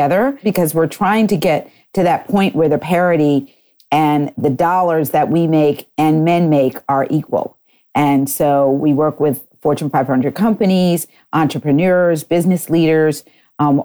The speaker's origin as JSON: {"language": "English", "town": "Wellesley", "region": "Massachusetts", "country": "United States", "tie": "born or raised there", "also_born_or_lived": "Connecticut", "moved": "as an adult", "said": "And then I grew up actually and graduated from high school in Wellesley, Massachusetts"}